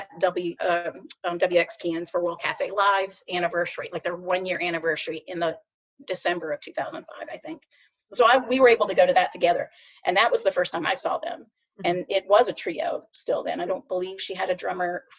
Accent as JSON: {"language": "English", "town": "Savannah", "region": "Georgia", "country": "United States", "tie": "born or raised there", "also_born_or_lived": "South Carolina", "moved": "as an adult", "lives_now": "Charlotte, United States", "said": "So I'm from Savannah, Georgia. I was born and raised in Georgia. I lived in Georgia until I went to college at 17."}